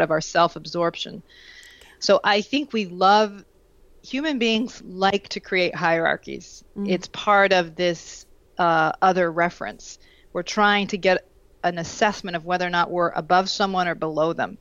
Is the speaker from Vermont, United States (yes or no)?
yes; Vermont, United States; moved away; I grew up in Vermont